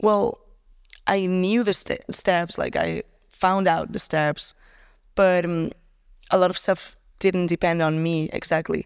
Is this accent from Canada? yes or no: no; Barcelona, Catalonia, Spain; also born or lived in Tarragona area; It was, it was here in Barcelona. I lived here kind of my entire life